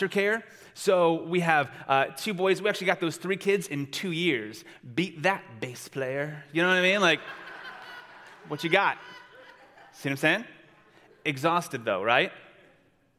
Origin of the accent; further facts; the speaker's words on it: Long Beach, California, United States; I am from Long Beach, California